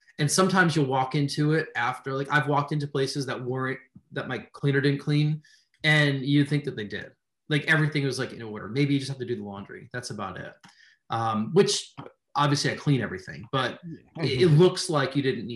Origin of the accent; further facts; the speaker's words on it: just outside New York City, United States; moved away; I'm from New York originally, but everything upstate and Western New York, you know, is just a world away from just outside New York City, which is where I'm from